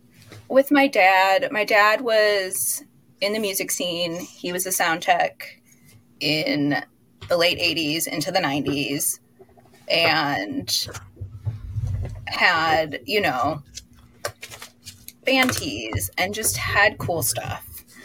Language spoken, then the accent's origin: English; Midwest, United States; And, you know, growing up in the Midwest, not exactly in a like fashion mecca of any sort, I've always dressed differently.